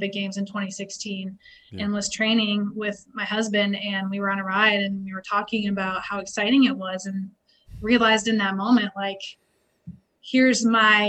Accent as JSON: {"language": "English", "region": "Alaska", "country": "United States", "tie": "born or raised there", "said": "We grew up in Alaska"}